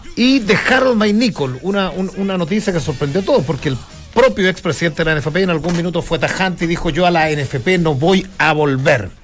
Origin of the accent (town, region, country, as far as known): Chile